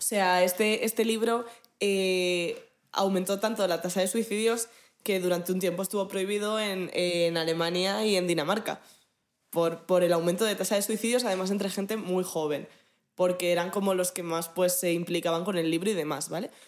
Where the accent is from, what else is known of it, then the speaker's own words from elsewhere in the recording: Madrid, Community of Madrid, Spain; De los madrileños que veamos